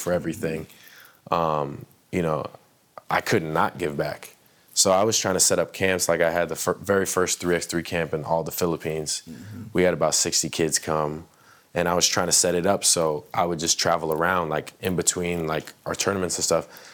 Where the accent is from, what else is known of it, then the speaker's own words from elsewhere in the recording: United States; when I play in these other countries, I count as American import.